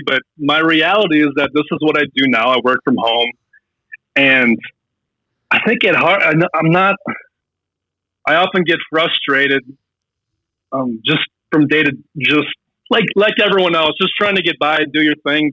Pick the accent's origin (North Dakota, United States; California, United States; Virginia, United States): North Dakota, United States; Fargo; moved away as an adult; also born or lived in Hollywood; I'm from Fargo